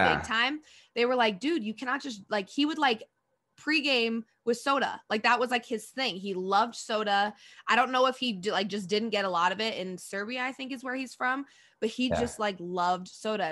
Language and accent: English; Denver, Colorado, United States; I'm from Denver